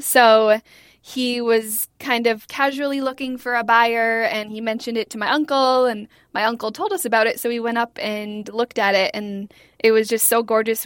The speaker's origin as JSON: {"language": "English", "town": "Ely", "region": "Minnesota", "country": "United States", "tie": "born or raised there", "said": "I grew up in Ely, which is a very small town in northern Minnesota"}